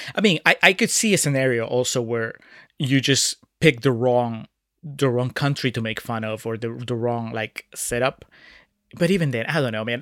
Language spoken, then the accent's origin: English; Peru; moved away; my home country, about Peru